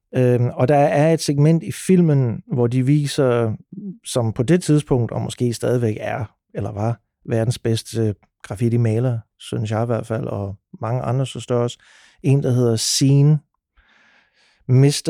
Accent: Sønderborg, Southern Denmark, Denmark; når man er født og opvokset i Sønderborg

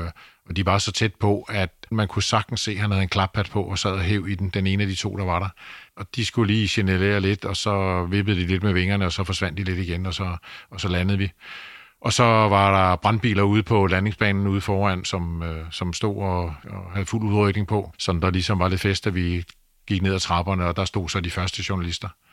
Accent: Denmark; Vi kommer fra Danmark, et lille land

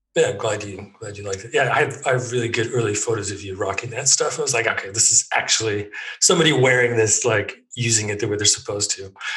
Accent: Edmonton, Alberta, Canada; moved away as an adult; also born or lived in Toronto / Germany; now in London, United Kingdom; I grew up pretty much in Edmonton

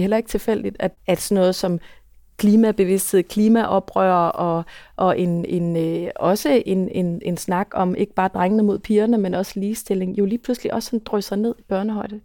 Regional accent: Aarhus, Central Denmark Region, Denmark; nu er jeg for eksempel fra Aarhus

